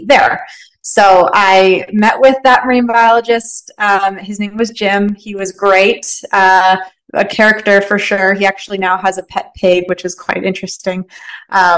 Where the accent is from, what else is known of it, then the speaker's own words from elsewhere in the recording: London, Ontario, Canada; moved away as an adult; also born or lived in Nova Scotia; now in British Columbia, Canada; I'm from London, Ontario, which is quite a big city